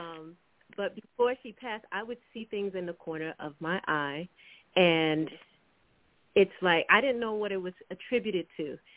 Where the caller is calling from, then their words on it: Washington, District of Columbia, United States; I'm calling from Washington, D.C.